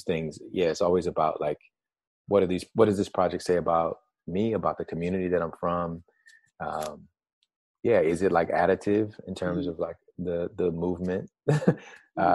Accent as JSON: {"language": "English", "region": "Alabama", "country": "United States", "tie": "born or raised there", "said": "I grew up in Alabama"}